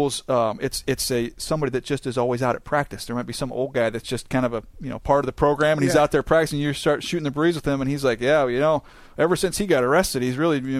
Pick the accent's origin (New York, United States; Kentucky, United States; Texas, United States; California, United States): California, United States; San Diego; I grew up in San Diego, so this is where I eventually wanted to be